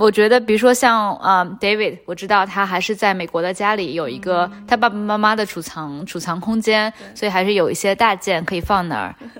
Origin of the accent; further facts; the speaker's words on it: China; 因为我觉得我也很想过这个生活，但作为中国人的话，签证是一个非常大的障碍。我们去所有的国家基本上都需要申请签证。